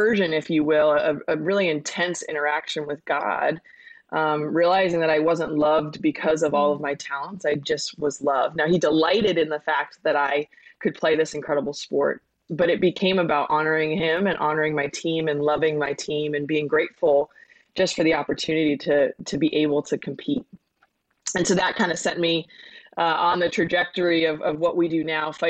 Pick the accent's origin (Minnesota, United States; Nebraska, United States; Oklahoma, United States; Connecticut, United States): Connecticut, United States; I grew up in Connecticut, was a tri-sport athlete in high school